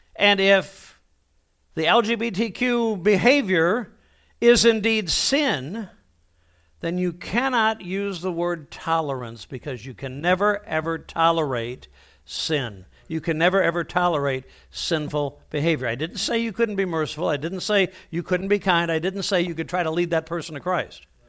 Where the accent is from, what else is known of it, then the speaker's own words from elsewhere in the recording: Toledo, Ohio, United States; I was born, uh, in Toledo, Ohio